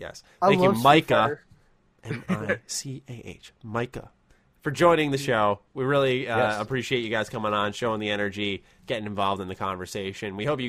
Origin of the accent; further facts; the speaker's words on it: New York City, New York, United States; as a New Yorker